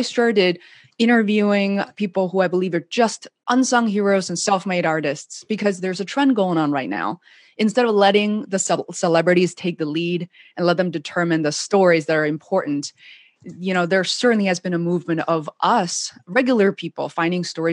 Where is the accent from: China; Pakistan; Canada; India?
China; Beijing; now in Boston, United States; growing up in China